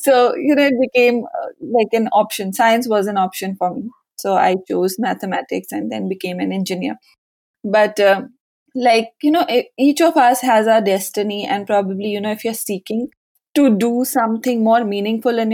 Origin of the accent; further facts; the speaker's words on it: Lucknow, Uttar Pradesh, India; moved away as an adult; also born or lived in Mumbai; I finished my schooling in Lucknow. We are basically from Lucknow